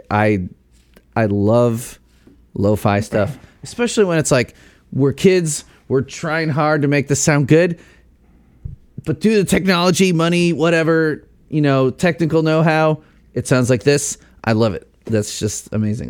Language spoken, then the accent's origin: English; Chicago, Illinois, United States; now in Indiana, United States; I grew up in the Chicago burbs